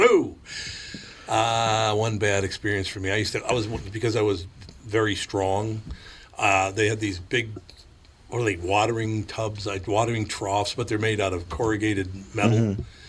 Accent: Minneapolis, Minnesota, United States; when I was a kid growing up in North Minneapolis

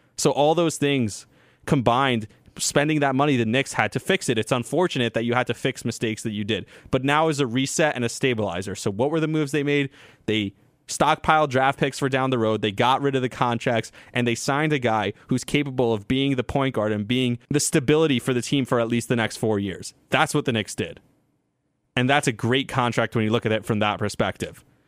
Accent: Israel; moved away; I got to go on the air and talk about growing up in Israel

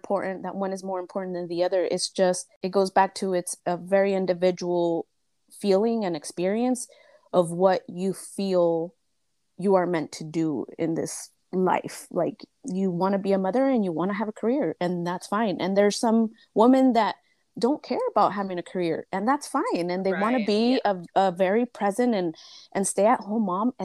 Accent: United States; I'm Mexican-American. I was born here, but both of my parents are Michoacanos

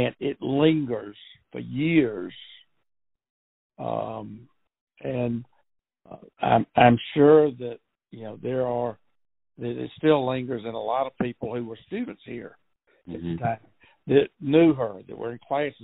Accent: Athens, Georgia, United States; also born or lived in Minneapolis; I was born in Athens and have lived here all but 2 years when I got out of college and moved to Minneapolis

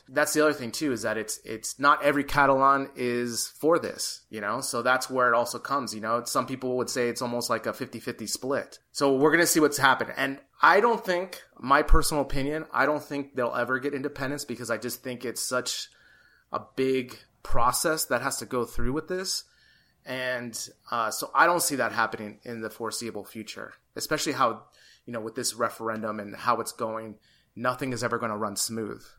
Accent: California, United States; now in Madrid, Spain

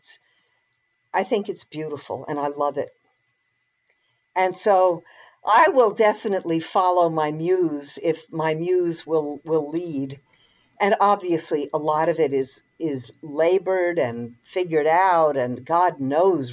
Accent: United States; I'm an American

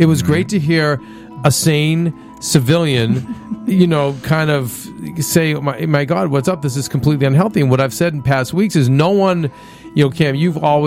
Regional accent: Boston, Massachusetts, United States; growing up in Boston

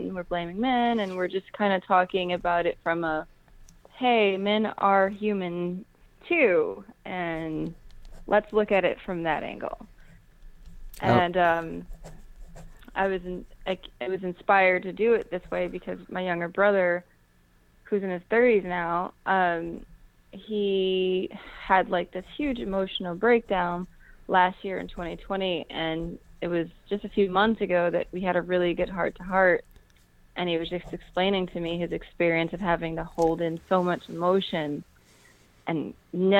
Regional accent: United States; I'm black, black American, deliberately don't identify as African American

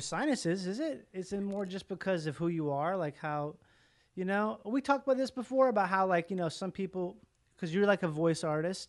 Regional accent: Minnesota, United States; I grew up in Minnesota. Uh, but my mom's from Louisiana

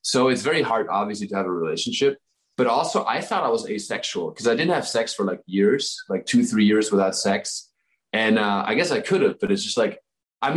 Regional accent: Southern Germany, Germany; moved away; my hometown is like a town of 1,000 people in the south of Germany

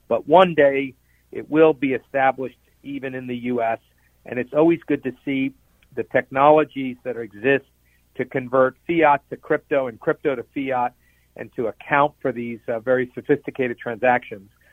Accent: Nevada, United States; I come from Nevada

